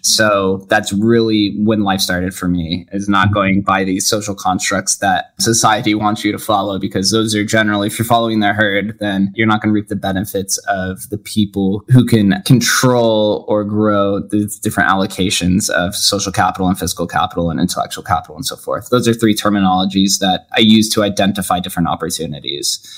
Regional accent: Las Vegas, Nevada, United States; Born and raised, one of the call ourselves the unicorns. Only 25% of the Las Vegas population uh, was born in the city.

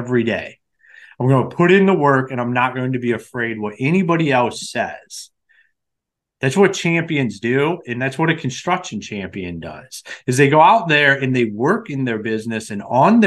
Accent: Akron, Ohio, United States; moved away as an adult; now in Michigan, United States; I'm originally from Akron, Ohio.

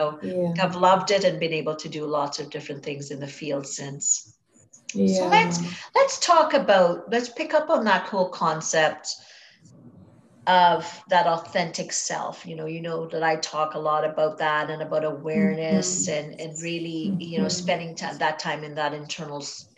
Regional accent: Trinidad & Tobago; I grew up in Trinidad and Tobago in the Caribbean

